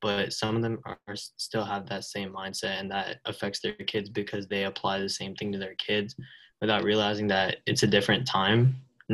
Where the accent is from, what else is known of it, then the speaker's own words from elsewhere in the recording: New Jersey, United States; So I'm from New Jersey. I'm 16